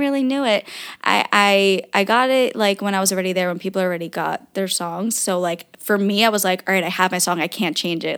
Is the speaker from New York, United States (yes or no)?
yes; New York, United States; now in New Jersey, United States; I was born in New York. My family was born in New York, but, um, my dad was from Germany